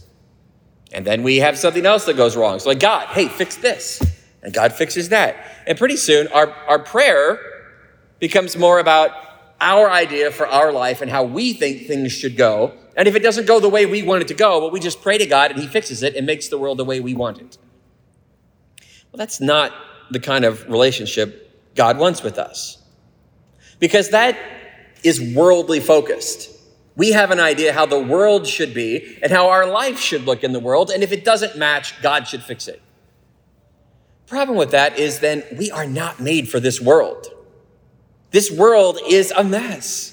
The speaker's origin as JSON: {"language": "English", "country": "United States", "said": "I love our country"}